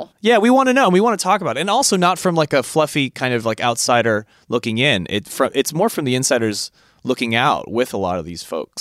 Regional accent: California, United States; I'm from California

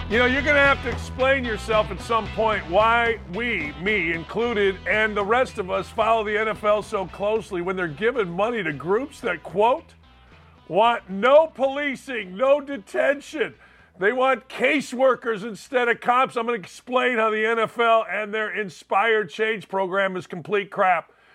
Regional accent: Gary, Indiana, United States; my hometown of Gary, Indiana

